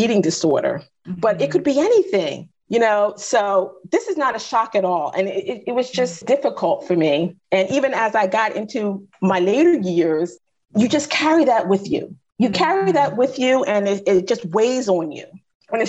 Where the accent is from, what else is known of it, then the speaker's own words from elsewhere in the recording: United States; I grew up in the 70s and 80s in the States. I grew up in the States